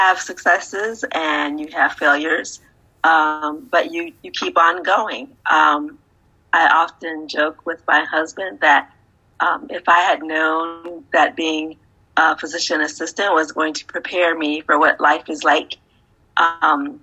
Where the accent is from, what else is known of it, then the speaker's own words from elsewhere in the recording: Ohio, United States; moved away; also born or lived in Texas / Arizona / Southern California; I'm originally from Ohio